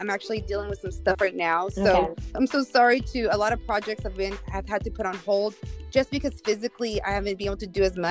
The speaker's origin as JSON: {"language": "English", "town": "Visalia", "region": "California", "country": "United States", "tie": "born or raised there", "said": "I went to Visalia Heights School District"}